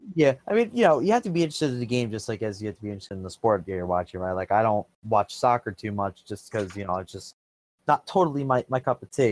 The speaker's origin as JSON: {"language": "English", "town": "Philadelphia", "region": "Pennsylvania", "country": "United States", "said": "I'm from the Philadelphia area"}